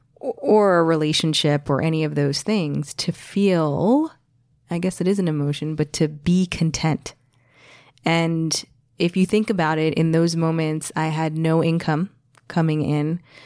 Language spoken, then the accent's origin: English; New Jersey, United States; also born or lived in New York City; I, I grew up in the States, as we've noted several times. I was born in New Jersey